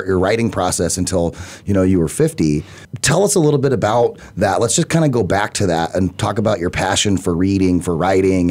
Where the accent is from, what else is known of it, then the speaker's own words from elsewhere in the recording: Arizona, United States; I'm from Arizona